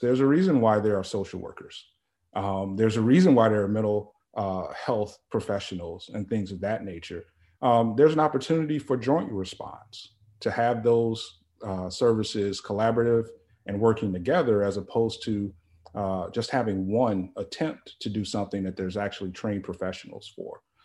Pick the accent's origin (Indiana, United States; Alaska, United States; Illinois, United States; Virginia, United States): Illinois, United States; Chicago; moved away; I'm originally from Chicago, and it's just a short drive. My family is still in the area.